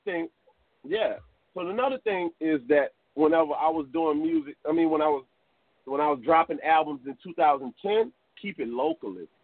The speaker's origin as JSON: {"language": "English", "town": "Crowley", "region": "Louisiana", "country": "United States", "tie": "born or raised there", "said": "growing up in Crowley as a kid"}